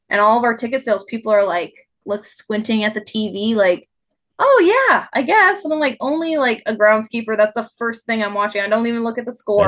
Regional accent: United States; moved away as an adult; also born or lived in North Dakota; now in Reno, United States; growing up in Tahoe

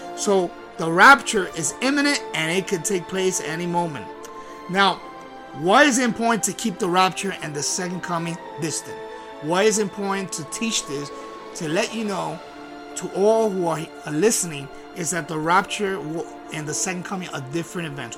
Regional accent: Puerto Rico; I'm from Puerto Rico. I'm Puerto Rico

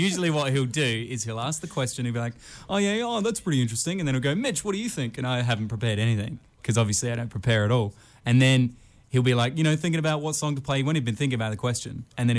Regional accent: Philippines; I'm a Pinoy. I'm from the Philippines.

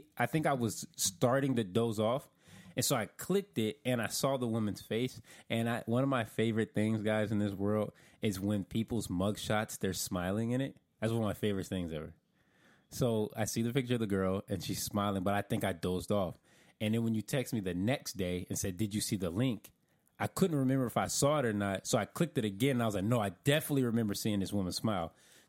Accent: Florida, United States; I'm from the South. This is true.

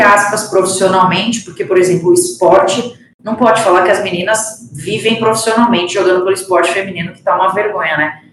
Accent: Piracicaba, São Paulo, Brazil; eu sou do interior aqui de São Paulo, é, comecei a jogar num clube da minha cidade

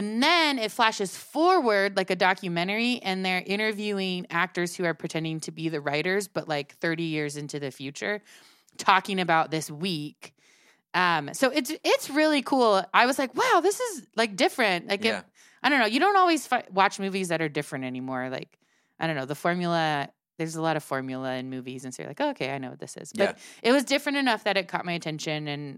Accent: Chicago, Illinois, United States; born there; I was born in Chicago.

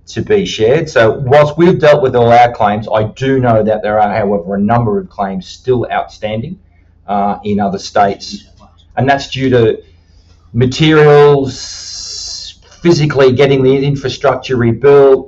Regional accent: Sydney, New South Wales, Australia; now in Queensland, Australia; I can remember being involved in bushfires as a 12-year-old in 1982, where I grew up in Sydney, was particularly bushfire prone.

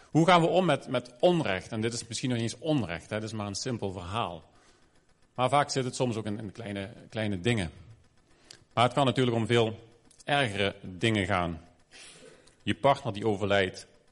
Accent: Maastricht, Limburg, Netherlands; moved away; Ik ben in Maastricht opgegroeid, voelde ook een beetje als een ander land.

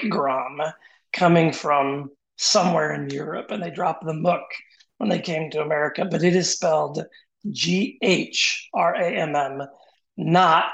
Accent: Washington, United States; moved away as an adult; also born or lived in Pennsylvania / West Michigan; now in Cleveland, United States; I grew up in Washington State

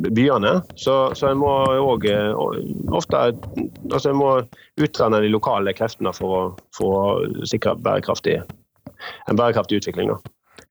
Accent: Western Norway, Norway; jeg kommer fra Vestlandet, som en kanskje hører, og er da vokst opp med industri rundt, rundt meg

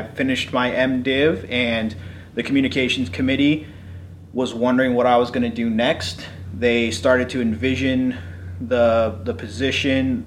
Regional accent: California, United States; moved away as an adult; also born or lived in Waynesburg, Pennsylvania; I grew up in California.

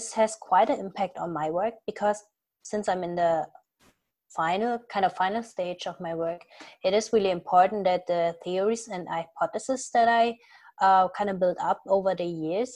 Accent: Germany; moved away as an adult; also born or lived in Munich, Germany; now in New Haven, United States; I'm actually from Germany, so I started my PhD in Germany

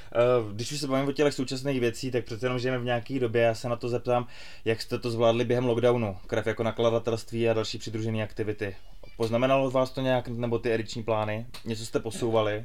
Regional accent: Czechia; my, jako Češi

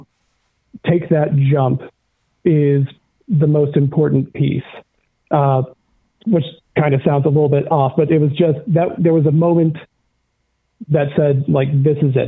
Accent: Pascagoula, Mississippi, United States; also born or lived in Seattle; You're on the Navy base. That's my hometown.

